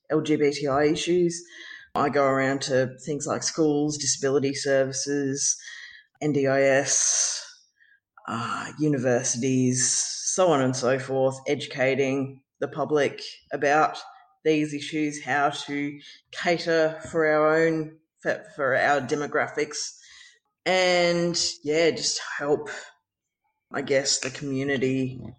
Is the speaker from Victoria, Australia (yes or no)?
yes; Ballarat, Victoria, Australia; moved away as an adult; now in Geelong, Australia; Uh, I grew up in Ballarat. I'm now living in Geelong. I have been living in Geelong for over well, since 2007.